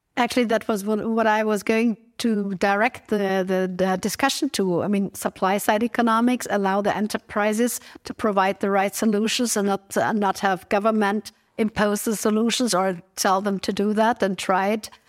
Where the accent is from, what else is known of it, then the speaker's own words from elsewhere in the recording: Innsbruck, Tyrol, Austria; my hometown, Innsbruck